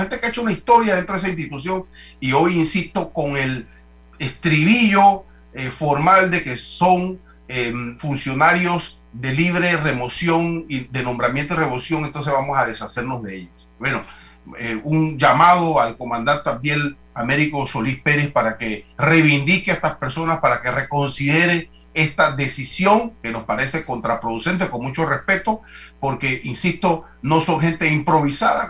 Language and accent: Spanish; Panama; como panameños